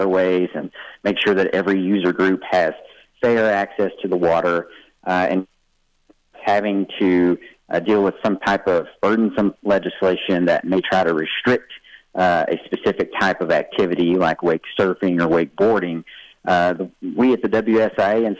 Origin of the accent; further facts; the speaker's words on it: Tennessee, United States; Tennessee is my home state, lifelong Tennessee. I'm born and raised there right on Del Hollow Lake